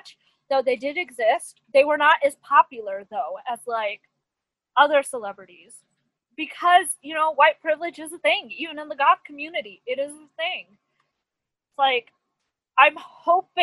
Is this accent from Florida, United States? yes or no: no; Jersey City, New Jersey, United States; I'm from Jersey City and we have large POC population, you know, largely Hispanic, Latino, black, you know, South Asian, like it's you know, when I was growing up, you'd see more POC